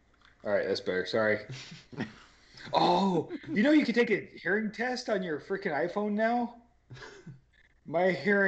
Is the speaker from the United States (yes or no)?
yes; Utah, United States; born or raised there; moved away